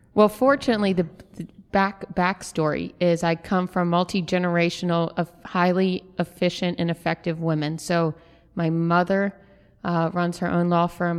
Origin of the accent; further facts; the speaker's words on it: New Orleans, Louisiana, United States; now in Birmingham, United States; growing up in New Orleans, coffee was such an integral part of my life that when I moved here